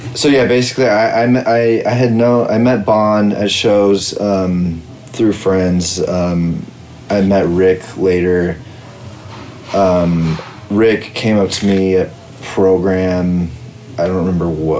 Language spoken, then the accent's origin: English; Visalia, California, United States; also born or lived in Fresno; I'm from Visalia, which is like a bit south of Fresno